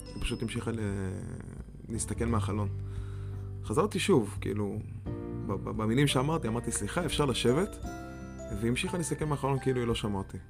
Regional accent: Israel; moved away; בתור ישראלי שאין הרבה שלג מאיפה שאני בא

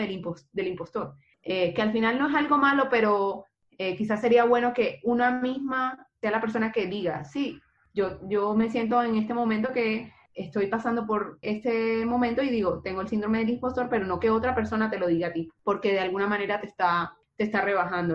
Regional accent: Barranquilla, Atlántico, Colombia; now in Santiago, Chile; soy de Barranquilla, Colombia, pero vivo en Santiago de Chile.

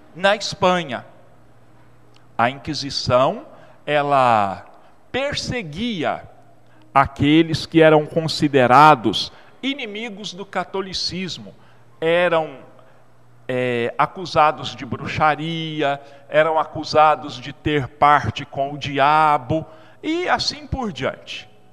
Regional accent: Brazil; nós somos mais ou menos 30 milhões de brasileiros

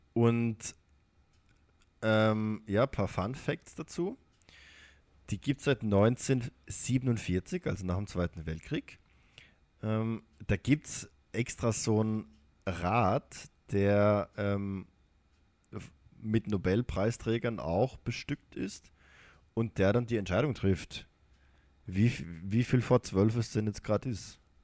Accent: Baden-Württemberg, Germany; accent: Baden-Württembergisch; Ich komme nicht aus dem Rheinland, aber auch in Baden-Württemberg ist das der Fall.

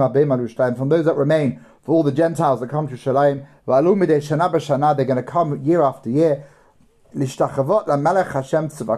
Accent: London, United Kingdom; I grew up in London

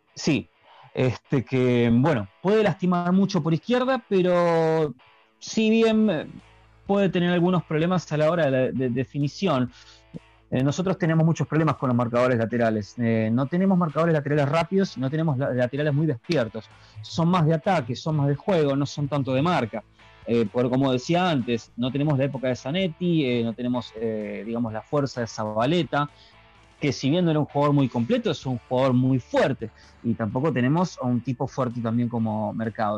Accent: Argentina; somos Argentina

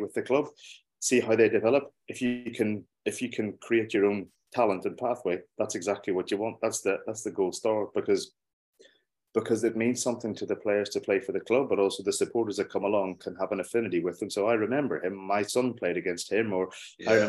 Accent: Derry / Belfast, Northern Ireland, United Kingdom; accent: Northern Ireland; moved away as an adult; also born or lived in Wetherby, Yorkshire; now in Northampton, United Kingdom; I was born in Belfast. And then I moved to Londonderry or Derry, depending on what way you want to look at it. when I was a baby and I lived there for the first 9 years of my life with my mum and dad. And then we moved across to Wetherby in Yorkshire with my dad's work in 1987, and then came back

